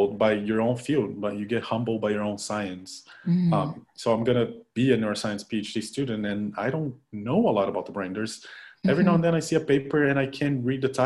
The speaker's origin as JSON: {"language": "English", "town": "Curitiba", "region": "Paraná", "country": "Brazil", "tie": "born or raised there", "moved": "yes", "said": "I'm from Curitiba, Brazil"}